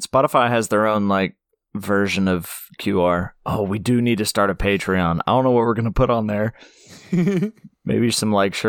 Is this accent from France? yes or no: yes; France; Yeah, sorry, I'm from France.